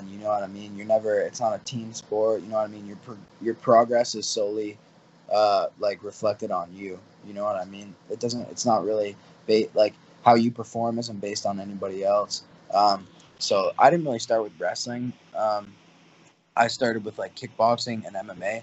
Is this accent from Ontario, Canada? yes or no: yes; Windsor, Ontario, Canada; where I'm from, Windsor